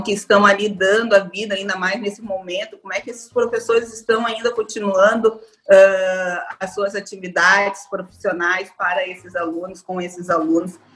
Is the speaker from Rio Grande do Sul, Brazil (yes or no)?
yes; Rio Grande do Sul, Brazil; moved away as an adult; now in Salvador, Brazil; Eu sou gaúcha, mas eu moro em Salvador já há 10 anos